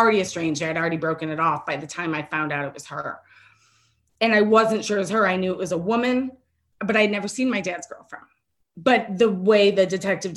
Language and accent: English; Michigan, United States; moved away; where I grew up in Michigan, because it was a Detroit address